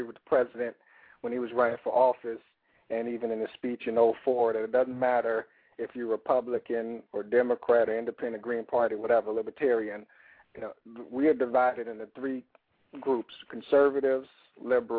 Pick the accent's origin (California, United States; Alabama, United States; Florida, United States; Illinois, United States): Illinois, United States; Chicago; growing up in Woodlawn